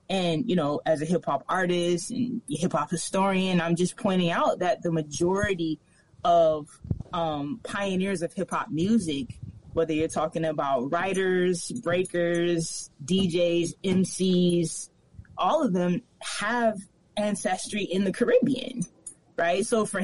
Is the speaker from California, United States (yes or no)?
no; Minneapolis, Minnesota, United States; also born or lived in Chicago; now in Oakland, United States; I was raised in Minneapolis, and I was raised in Chicago, and I spent most of my adult life in Oakland.